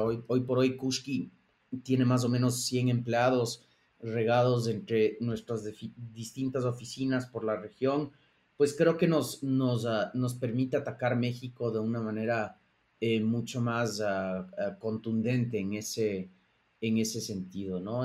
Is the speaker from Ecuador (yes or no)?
yes; Ecuador; moved away; also born or lived in Boston / New York; mi, socio Aaron y yo somos, ah, somos ecuatorianos